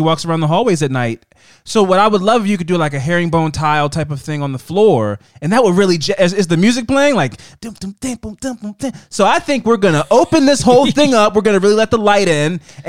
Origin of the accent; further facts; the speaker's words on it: Maryland, United States; And I'm from Maryland.